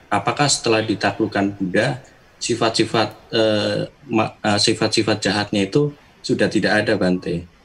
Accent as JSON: {"language": "Indonesian", "region": "Jakarta", "country": "Indonesia", "said": "dari Jakarta."}